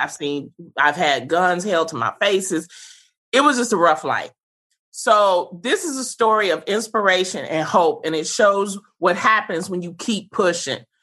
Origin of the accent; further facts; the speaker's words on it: Detroit, Michigan, United States; I grew up in the Brewster Projects during the 80s, during the crack era.